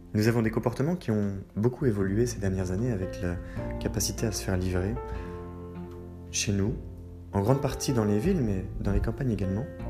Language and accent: French; Brittany, France; ma Bretagne. Oui, je suis breton